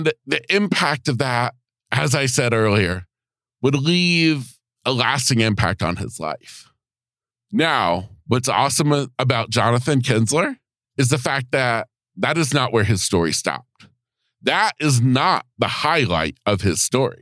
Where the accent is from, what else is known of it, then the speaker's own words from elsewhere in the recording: United States; right here in my hometown